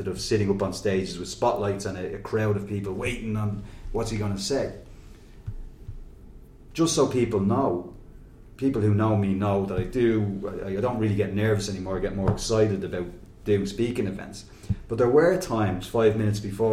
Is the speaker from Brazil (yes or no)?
no; Dublin, Leinster, Ireland; growing up in Finglas and going to Belvedere College